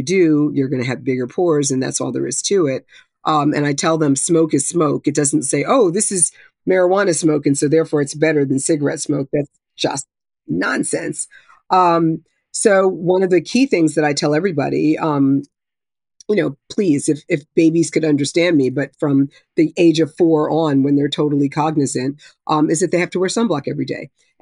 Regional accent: New Jersey, United States; where I grew up in North Jersey

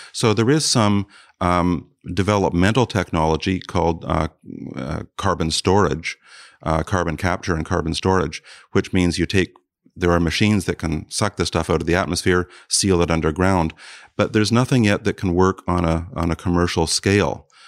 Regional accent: South Bruce County, Ontario, Canada; moved away; I grew up partly in South Bruce County

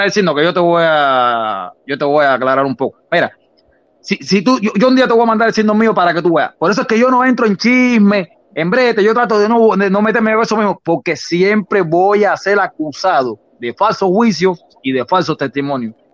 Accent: Cuba; moved away; uno de los motivos que por el que yo salí de Cuba, yo te lo conté.

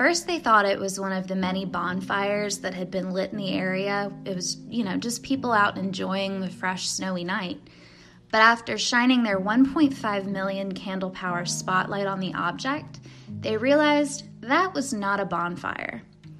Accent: Louisville, Kentucky, United States; I'm taking us back to my hometown of Louisville, Kentucky

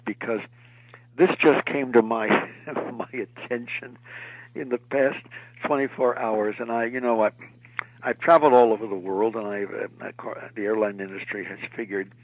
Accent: Montclair, New Jersey, United States; also born or lived in Bethlehem, Pennsylvania / Allentown, Pennsylvania; I was born here in New Jersey in Montclair, but Bethlehem and Allentown, where my family settled, I had one time had 84 relatives

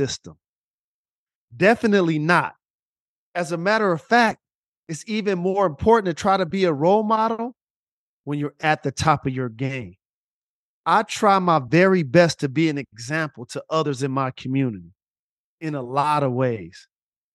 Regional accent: Detroit, Michigan, United States

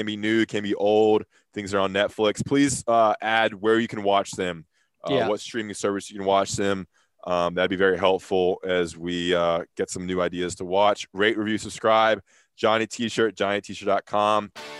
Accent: North Carolina, United States; I'm born and raised North Carolina.

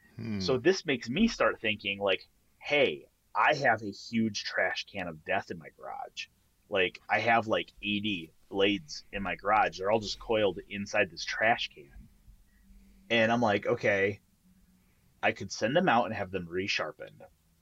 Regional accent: Canada; Like, there's three things that happen when you're Canadian.

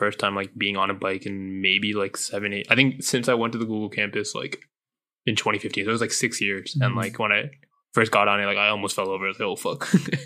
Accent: Northern Virginia, United States; we're from Northern Virginia

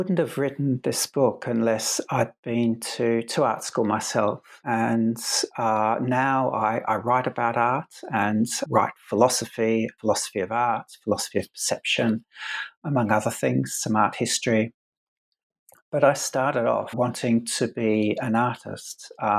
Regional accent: Adelaide, South Australia, Australia; So I went to a school of art in where I grew up in Adelaide in South Australia, mm-hmm. where I am now, in fact.

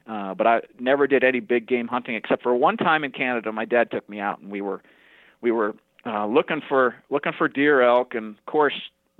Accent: New Orleans, Louisiana, United States; also born or lived in Wichita; Well, I was born in New Orleans, Louisiana.

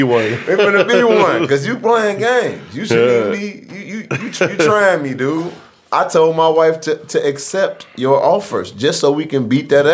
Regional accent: Chicago, Illinois, United States; also born or lived in Mexico; I think I was born in Mexico, and then my mama came and then to the projects, and then she dropped me off in Chicago, and then she left.

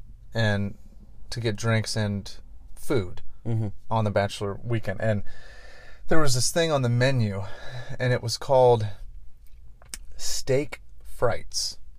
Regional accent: Scotland, United Kingdom; something about the word frites, like as a Scottish person.

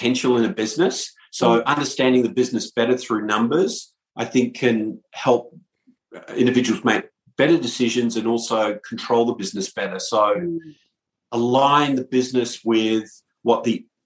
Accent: Perth, Western Australia, Australia; moved away as an adult; now in United States; I'm from Perth, Australia, originally, and have been in the US for 21 years

